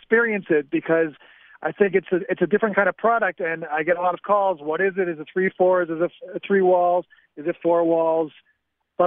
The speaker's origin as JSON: {"language": "English", "town": "Chicago", "region": "Illinois", "country": "United States", "moved": "yes", "lives_now": "Safed, Israel", "said": "I'm originally from Chicago, and I've lived here since 97. I live in Tzfat right now."}